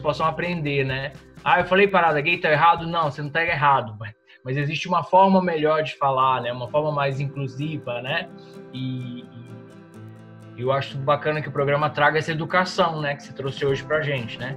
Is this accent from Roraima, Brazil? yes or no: yes; Roraima, Brazil; eu sou de Roraima, então sou do extremo norte do Brasil